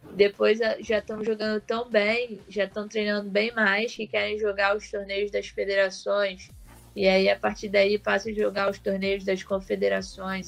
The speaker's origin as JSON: {"language": "Portuguese", "country": "Brazil", "said": "eu sou do Brasil"}